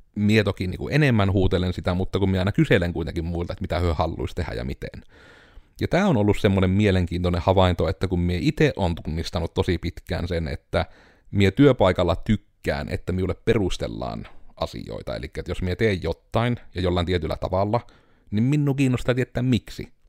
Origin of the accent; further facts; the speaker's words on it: Joensuu, North Karelia, Finland; kun me ollaan Joensuusta tai me ollaan Pohjois-Karjalasta